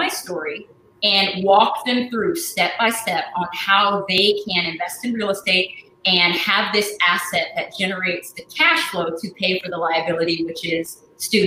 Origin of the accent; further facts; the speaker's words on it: Portland, Oregon, United States; I was born and raised in Portland, Oregon. I'm a West Coast girl